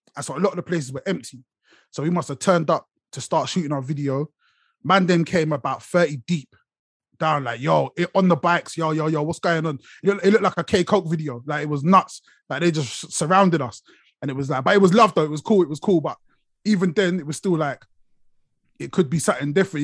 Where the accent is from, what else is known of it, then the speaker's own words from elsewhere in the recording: London, United Kingdom; now in Watford, United Kingdom; I'm from Brixton originally. That's where you see me most of the time. Brixton's where I rep.